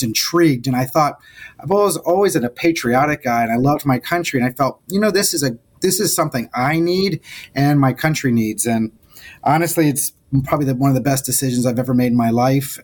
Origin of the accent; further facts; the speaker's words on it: South Florida, United States; I was from South Florida